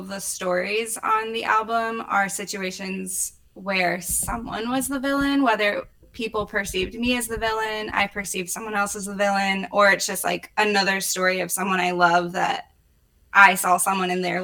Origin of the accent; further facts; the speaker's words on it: Indianapolis, Indiana, United States; I was born in Indianapolis. I lived in the city until I was 8. We moved to a suburb and I like went through high school there